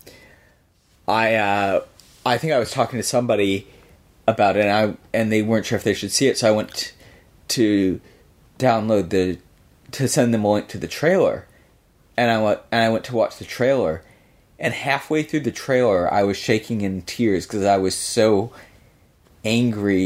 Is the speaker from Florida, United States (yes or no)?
no; Michigan, United States; I grew up in Michigan